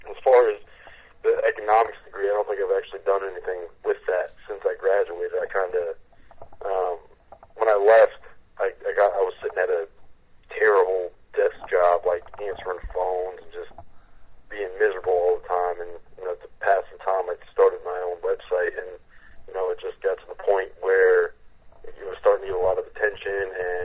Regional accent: Connecticut, United States; I'm from Connecticut, so I kind of, you know, grew up on the Big East

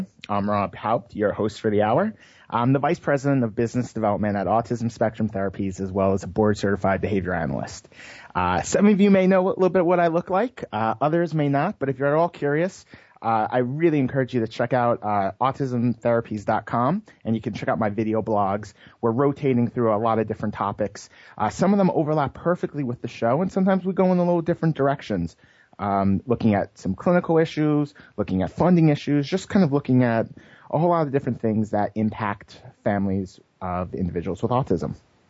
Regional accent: New York, United States; born there; also born or lived in Connecticut / Massachusetts; now in California, United States; but I'm an East Coaster. I was born in New York, moved to Connecticut, moved to Massachusetts.

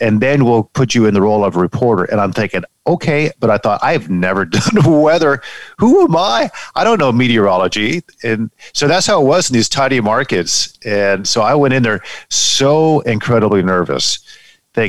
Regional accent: San Diego, California, United States; moved away as an adult; also born or lived in Palm Springs / Detroit, Michigan; San Diego, California, my hometown, born and raised, and grew up reading newspapers

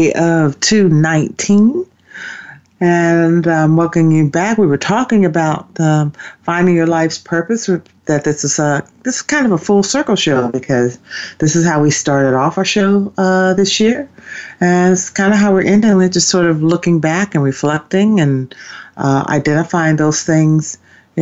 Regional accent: Ohio, United States; where I grew up in Ohio

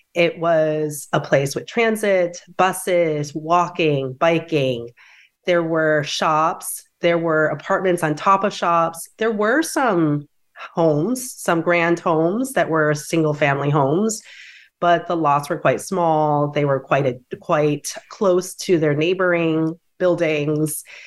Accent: DeWitt, New York, United States; I grew up in Dewitt, which is a suburb outside of Syracuse, New York

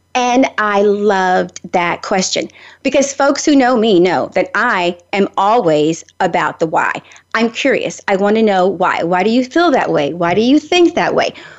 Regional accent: Nashville, Tennessee, United States; I'm from Nashville

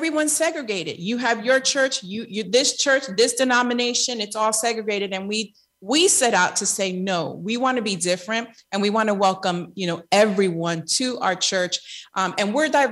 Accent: New York City, New York, United States; moved away as an adult; also born or lived in Lakeland, Florida; now in Tampa, United States; I grew up in Queens, New York.

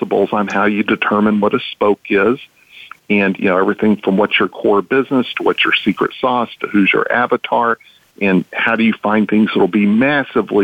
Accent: Texas, United States; I'm from Texas

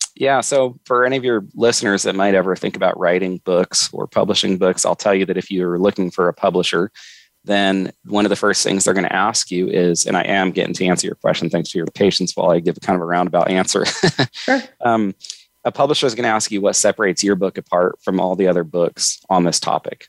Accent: Northern California, United States; I grew up in Northern California

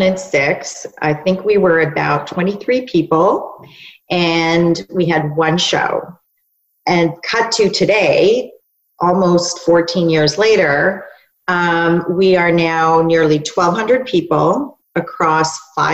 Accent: Canada; also born or lived in New York, United States; And when I moved back to Canada, I am Canadian.

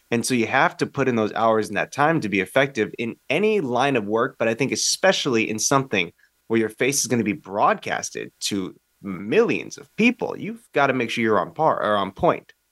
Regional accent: United States; I'm as American as it

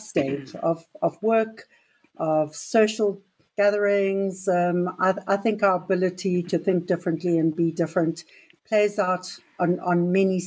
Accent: Durban, KwaZulu-Natal, South Africa; moved away as an adult; also born or lived in Pretoria / Johannesburg / Cape Town; now in Rhode Island, United States; I grew up in KwaZulu-Natal in Durban. I was actually born in Pretoria, grew up in KwaZulu-Natal

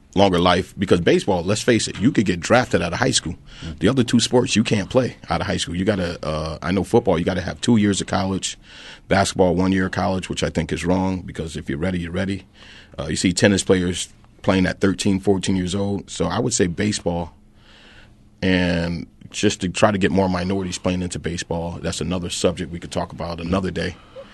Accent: New York, United States; John, I like the Broncos, even though I grew up in New York.

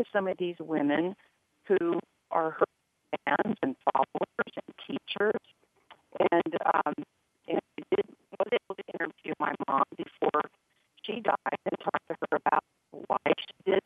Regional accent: Arizona, United States; moved away; I was raised reading back in Arizona as a kid

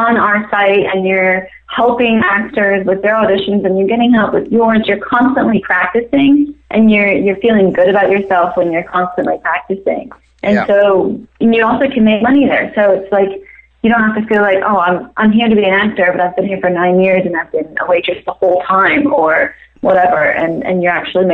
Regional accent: New Zealand; moved away as an adult; also born or lived in Maryland, United States; now in Los Angeles, United States; moved to New Zealand when I was 8. My mom is from New Zealand

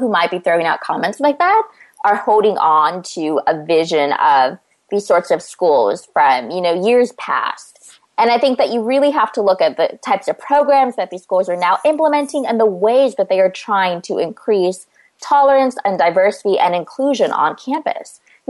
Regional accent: Turlock, California, United States; moved away as an adult; the small town, sort of, that I grew up in the Central Valley of California. You know, I wouldn't say that the town that I grew up in, Turlock, was homogenous by any means

